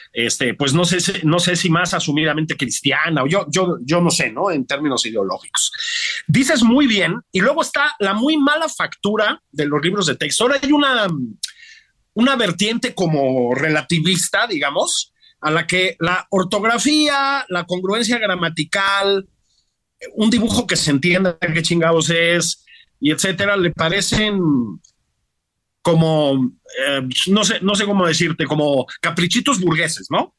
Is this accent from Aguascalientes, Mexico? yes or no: no; Mexico City, Mexico; pues chilango